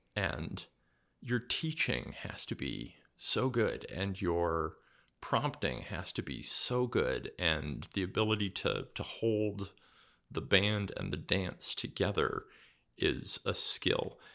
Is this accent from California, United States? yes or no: yes; California, United States; moved away as an adult; now in New England, United States; I grew up mostly in California